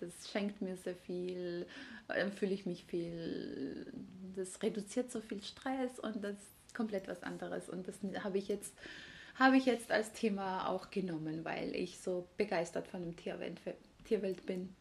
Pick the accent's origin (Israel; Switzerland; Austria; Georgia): Georgia; Tbilisi; German is a second language; moved away as an adult; now in Leipzig, Germany; Also ursprünglich komme ich aus Georgien. In Tiflis bin ich geboren und aufgewachsen